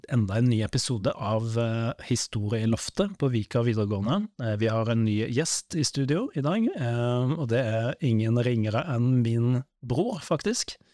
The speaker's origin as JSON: {"language": "Norwegian", "region": "Western Norway", "country": "Norway", "tie": "born or raised there", "said": "Så jeg vokste opp eh, litt på Vestlandet, ikke sant?"}